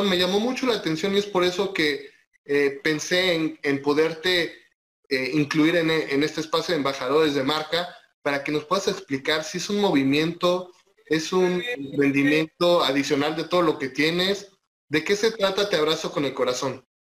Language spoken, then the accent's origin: Spanish; Mexico; no solamente nosotros como mexicanos tenemos que tomar en cuenta, sino es un mensaje a nivel mundial de solidaridad